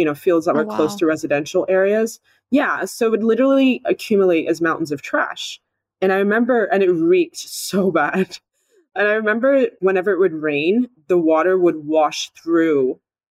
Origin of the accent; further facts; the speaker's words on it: Indiana, United States; also born or lived in Nigeria; I'm originally Nigerian, which is in West Africa, but I grew up in the US in Indiana.